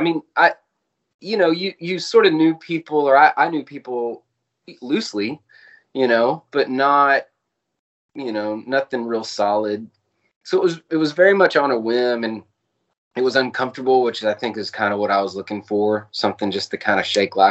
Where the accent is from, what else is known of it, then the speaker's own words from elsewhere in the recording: Dallas, Texas, United States; also born or lived in Austin, Texas; so I moved back here around about a year and a half ago. I grew up in the Dallas area, a little bit east of Dallas.